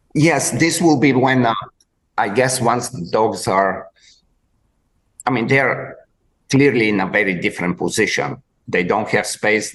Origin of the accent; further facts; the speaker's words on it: Bulgaria; moved away; I grew up in in Bulgaria in way back before in the communist times